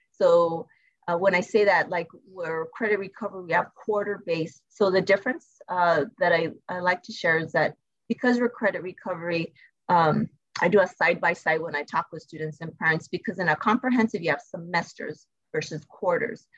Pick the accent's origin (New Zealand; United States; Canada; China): United States; El Paso, Texas; I'm originally from El Paso